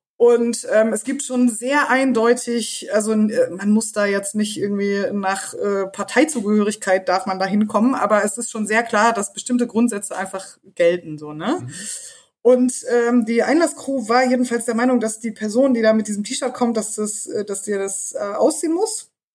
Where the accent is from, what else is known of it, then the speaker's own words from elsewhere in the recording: East Germany, Germany; ich komme aus dem Osten